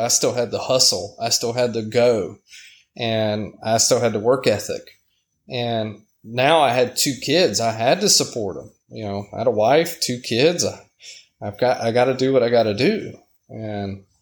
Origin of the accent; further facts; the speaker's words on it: Savannah, Georgia, United States; moved away as an adult; also born or lived in Colorado; my hometown of Savannah